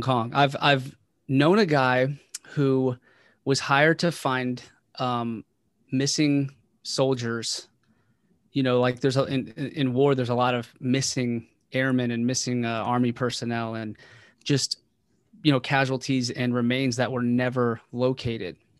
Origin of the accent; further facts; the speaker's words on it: Waldorf, Maryland, United States; moved away as an adult; also born or lived in West Virginia; I was raised primarily in Waldorf, Maryland